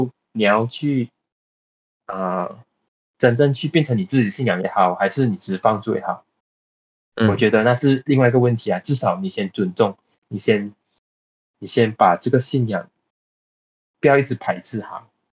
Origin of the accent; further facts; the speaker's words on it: Johor Bahru, Johor, Malaysia; 我出生在 G B